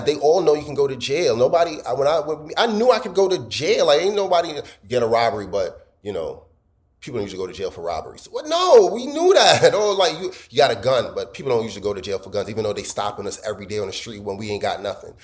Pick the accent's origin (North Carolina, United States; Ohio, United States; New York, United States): New York, United States; New York City; I'm American. I was born here. Of course, I, I, brag about Brooklyn